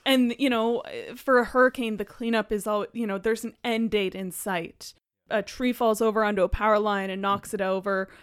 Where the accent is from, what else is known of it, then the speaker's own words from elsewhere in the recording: Halifax, Nova Scotia, Canada; moved away; I'm, I'm from Halifax